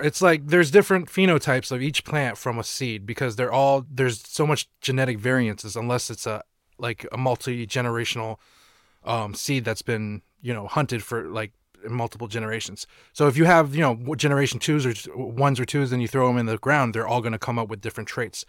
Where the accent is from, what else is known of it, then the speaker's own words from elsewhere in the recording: Burlington, Vermont, United States; also born or lived in Maine / Taiwan / Brattleboro, Vermont / California; I lived in Burlington for most of my life, but I, you know, I moved to California, South Dakota, Taiwan, few different places, but, like, majority of my life I've been in Vermont